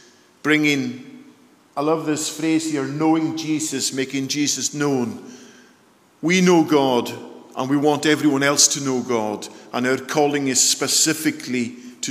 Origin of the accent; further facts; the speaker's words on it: Isle of Lewis, Scotland, United Kingdom; moved away; also born or lived in Surrey; I come from the Isle of Lewis. I hope you're able to understand my dulcet tones and my accent.